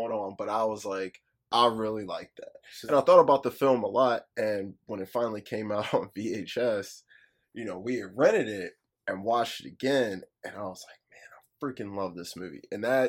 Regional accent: Midwest, United States; I was born in the Midwest

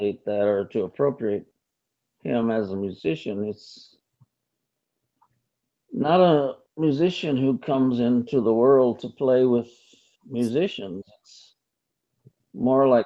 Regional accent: Michigan, United States; moved away; also born or lived in Lansing, Michigan / Detroit / New York; we grew up together in Michigan, and we lived in Lansing, Michigan, and Detroit area, and we came to New York together

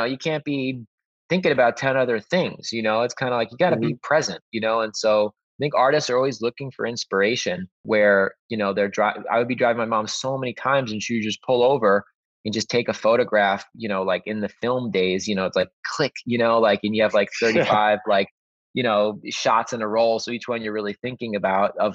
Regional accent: the Hamptons, Long Island, New York, United States; I grew up in the Hamptons on Long Island

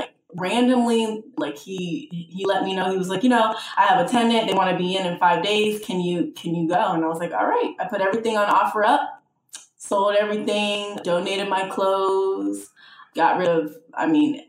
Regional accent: West Palm Beach, Florida, United States; I mean, Atlanta, I'm from South Florida, West Palm Beach, Seattle, Los Angeles.

